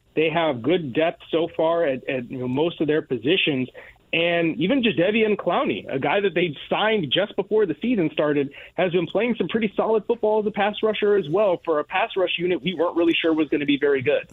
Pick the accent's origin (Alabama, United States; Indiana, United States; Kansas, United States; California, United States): Indiana, United States; Northwest; I'm from from Northwest Indiana myself